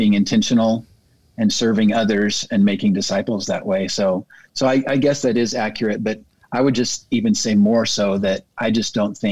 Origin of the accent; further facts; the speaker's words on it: Bakersfield, California, United States; moved away as an adult; now in Springfield, United States; born and raised in Bakersfield, California, but moved to Springfield, Missouri to go to Evangel